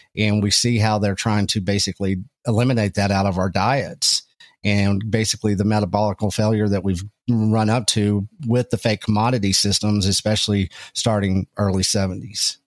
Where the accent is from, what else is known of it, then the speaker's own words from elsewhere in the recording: Texas Panhandle, United States; I come from small town Texas, uh, up in the Texas Panhandle. I was raised around agricultural and ranching